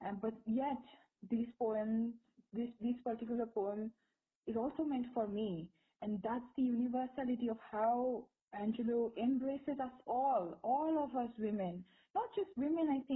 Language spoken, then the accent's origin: English; India; us as Indian women, young women